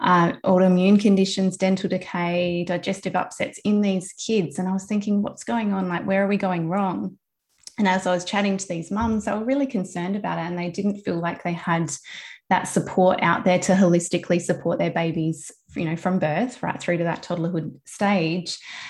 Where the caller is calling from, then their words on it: South Australia, Australia; I'm coming from South Australia, from my office with my two girls and with my mum.